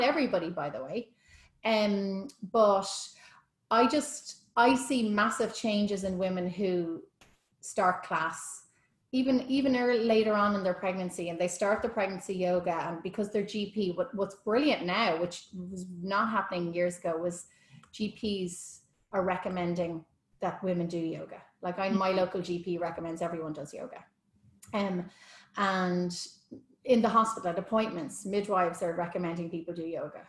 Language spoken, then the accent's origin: English; Ireland; being Irish